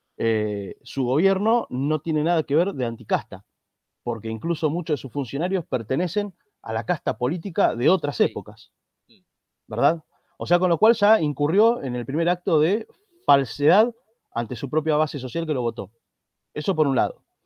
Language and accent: Spanish; Argentina; como decimos aquí en Argentina